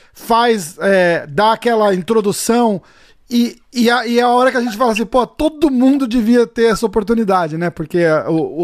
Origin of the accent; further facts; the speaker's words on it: Brazil; also born or lived in Massachusetts; now in New York, United States; eu sou brasileiro